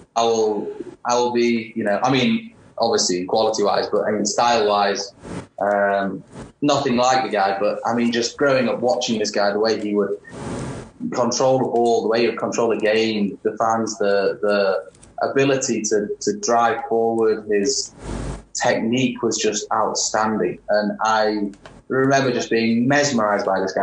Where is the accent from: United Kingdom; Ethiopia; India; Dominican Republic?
United Kingdom; Warrington, North West England; moved away as an adult; also born or lived in Charlotte, North Carolina; now in New Mexico, United States; my hometown, Warrington